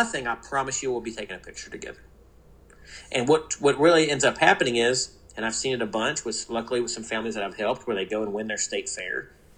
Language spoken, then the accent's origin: English; New Orleans, Louisiana, United States; So I grew up in New Orleans. My dad trained racehorses.